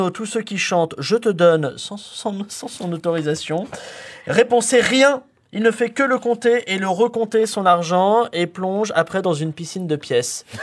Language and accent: French; Spain; Alors déjà, je suis espagnol.